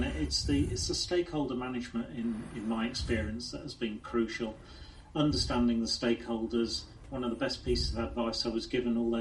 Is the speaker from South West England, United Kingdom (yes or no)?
no; Lincolnshire, East Midlands, United Kingdom; also born or lived in Sheffield; Born and bred in Lincolnshire, had quite a conservative upbringing